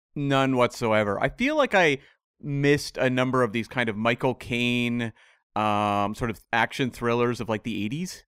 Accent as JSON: {"language": "English", "country": "Canada", "said": "I'm from Canada"}